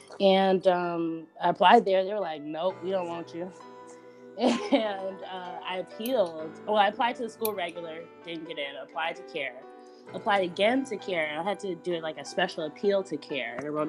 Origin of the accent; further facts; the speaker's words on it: Miami, Florida, United States; also born or lived in Detroit, Michigan; am from Miami-Dade County, but by way of Detroit. So I actually was born in Detroit, and we moved to Miami when I was like in the second grade. Then we moved back to Detroit for a little bit while I was in middle school. Then I moved back to Miami